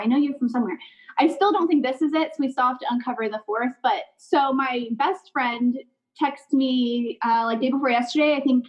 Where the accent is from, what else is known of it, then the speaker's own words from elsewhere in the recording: Lakeland, Florida, United States; also born or lived in Palm Harbor, Florida; So I grew up, I'm from Lakeland originally, and then grew up half in Lakeland and then moved to Palm Harbor with my dad in middle school.